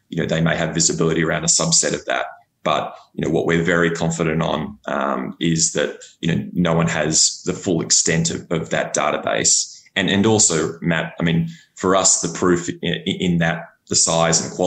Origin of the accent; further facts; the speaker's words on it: Australia; accent: Australian; my unfortunate Australian accent